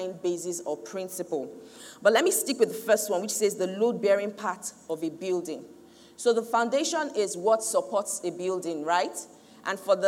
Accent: Nigeria; I am proudly Nigerian, patriotic to the core

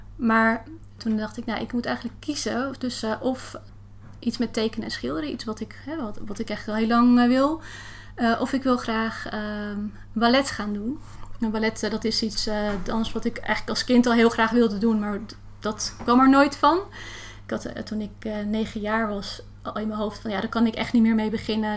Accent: Heemstede, North Holland, Netherlands; now in Haarlem, Netherlands; Ik woon in Haarlem en ik ben eh, opgegroeid in Heemstede

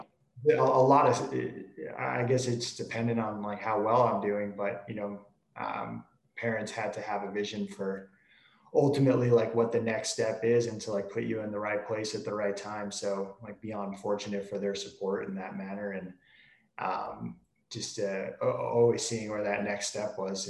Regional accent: New York, United States; moved away; I'm from the East Coast originally, born in New York

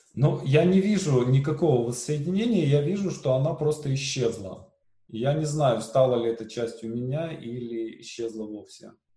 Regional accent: Syamzha, Vologda Oblast, Russia; у меня на родине, в Сямже

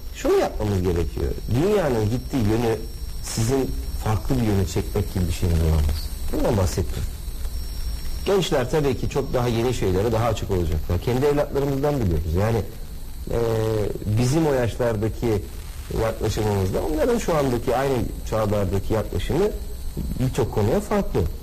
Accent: Samsun, Turkey; moved away; Temmuz ayında inşallah memleketimde.

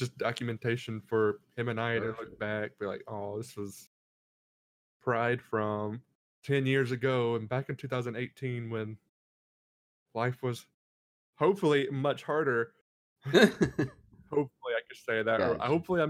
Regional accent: Alabama, United States; moved away as an adult; now in Charlotte, United States; whenever I moved away up here to Charlotte from my hometown back in Alabama.

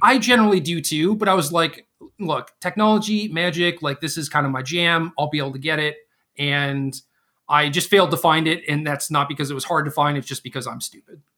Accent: Minnesota, United States; moved away; also born or lived in Seattle, Washington / Virginia; I grew up in Minnesota

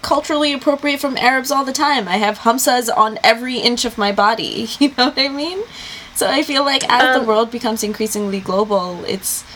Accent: Lahore, Punjab, Pakistan; now in United States; in Pakistan, I'm from Lahore

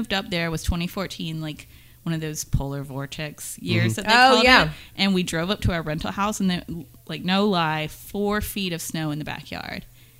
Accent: Graceville, Florida, United States; moved away as an adult; also born or lived in Temple, Texas / Apopka, Florida; then we moved up here because we had family in the Panhandle and my parents wanted to live in a low crime area. So they settled down here. I'm actually from Graceville.

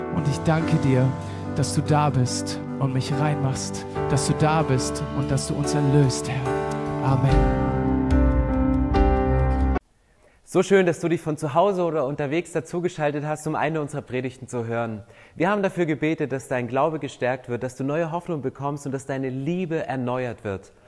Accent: Germany; als Deutsche

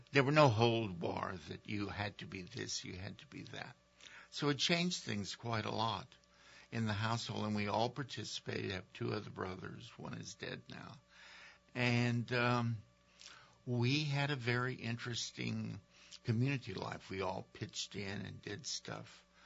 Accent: Mamou, Louisiana, United States; moved away; I grew up in Louisiana

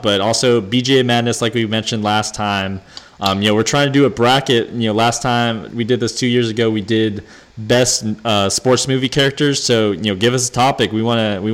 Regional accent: Hong Kong; born or raised there; moved away

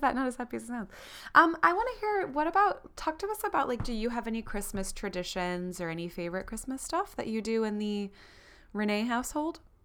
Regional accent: Florida, United States; moved away as an adult; now in New Zealand; growing up in Florida, where it was obviously not snowing

